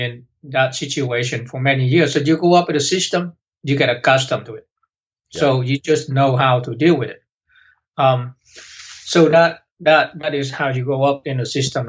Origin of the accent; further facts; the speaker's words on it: North Vietnam, Vietnam; moved away; When I grew up in Vietnam, because the way the structure in North Vietnam